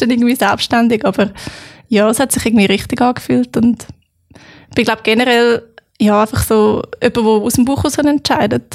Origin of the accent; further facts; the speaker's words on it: Freiamt, Aargau, Switzerland; now in Lucerne, Switzerland; Freiamt, wo ich aufgewachsen bin